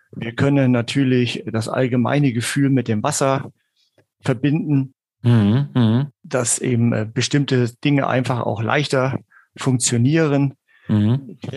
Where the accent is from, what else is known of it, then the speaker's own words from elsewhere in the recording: Hesse, Germany; was mich dann auch mal im Bereich Hessen, da wo ich herkomme eigentlich, ähm, mhm. ja, auch bis auf die Landesebene gebracht hat.